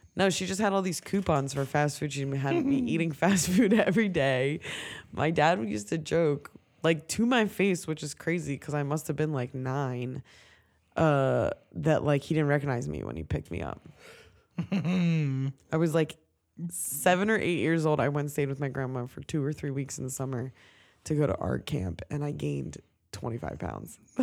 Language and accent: English; Ocean City, New Jersey, United States; I grew up in Ocean City